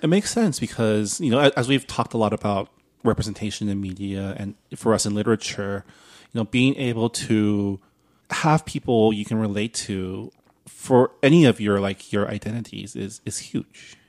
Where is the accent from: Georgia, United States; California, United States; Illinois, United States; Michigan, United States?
California, United States; San Diego Valley; I grew up in the San Diego Valley.